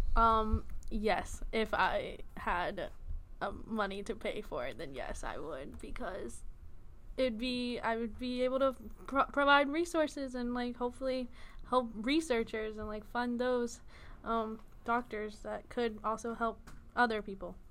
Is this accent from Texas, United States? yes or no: yes; Houston, Texas, United States; moved away; I am originally from Houston, Texas